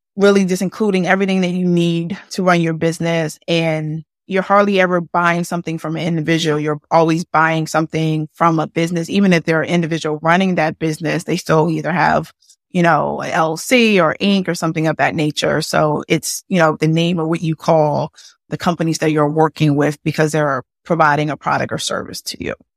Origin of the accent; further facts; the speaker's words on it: Philadelphia, Pennsylvania, United States; I'm born and raised in Philadelphia